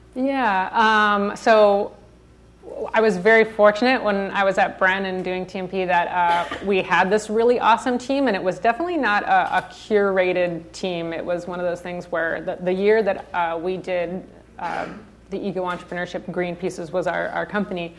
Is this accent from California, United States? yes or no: yes; Santa Barbara, California, United States; also born or lived in Nashville, Tennessee; I was born and raised in Santa Barbara